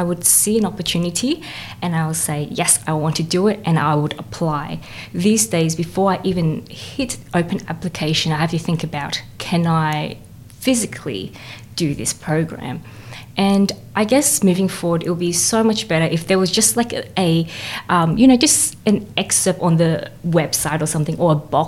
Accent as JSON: {"language": "English", "region": "Queensland", "country": "Australia", "moved": "yes", "lives_now": "Melbourne, Australia", "said": "I'm a composer currently based in Melbourne, but I was originally from Queensland"}